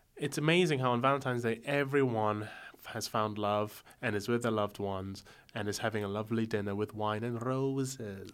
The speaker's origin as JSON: {"language": "English", "country": "Malaysia", "moved": "yes", "said": "\"I'm from Malaysia.\""}